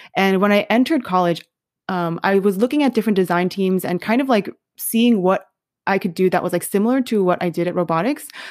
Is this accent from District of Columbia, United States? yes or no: no; New York City, New York, United States; moved away as an adult; also born or lived in Michigan / Denver; I was born and raised in New York City